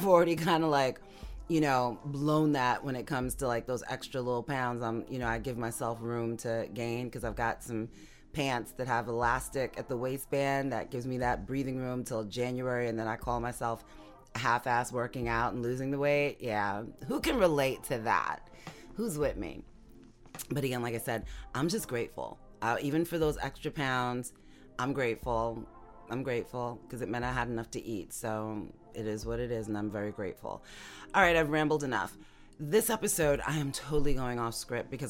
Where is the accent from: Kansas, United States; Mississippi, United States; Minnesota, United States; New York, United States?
New York, United States; now in Florida, United States; in my hometown, you know, my home state, New York, and the stuff that's going on here where I am in Florida